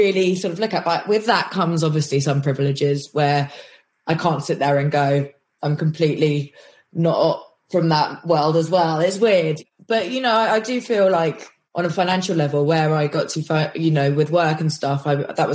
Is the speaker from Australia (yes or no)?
no; London, United Kingdom; also born or lived in Kirkcudbright, Scotland; I was born in London for literally about 10 days and then whisked up to Scotland to a place called Dumfries, a place called Kirkcudbright, which is in like the borders of Scotland